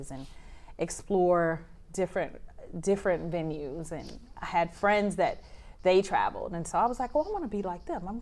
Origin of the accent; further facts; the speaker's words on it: Philadelphia, Pennsylvania, United States; moved away as an adult; now in Japan; I am from Philadelphia